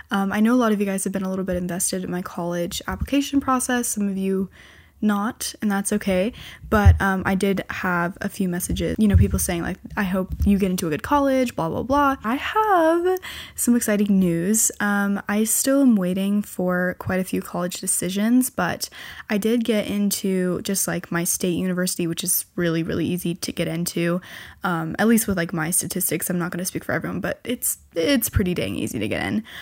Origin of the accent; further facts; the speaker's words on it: California, United States; born there; because I was born in California.